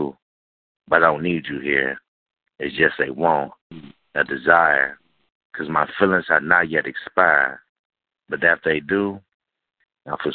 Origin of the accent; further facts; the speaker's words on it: Cincinnati, Ohio, United States; I'm born from Cincinnati, Ohio